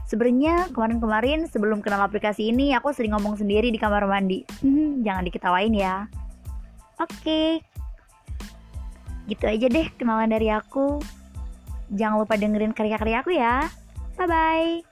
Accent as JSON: {"language": "Indonesian", "town": "Ciamis", "region": "West Java", "country": "Indonesia", "lives_now": "Yogyakarta, Indonesia", "said": "Aku dari Ciamis, Jawa Barat Aku baru umur 19 tahun dan sekarang aku lagi kuliah di UN Sunan Kalijaga Yogyakarta."}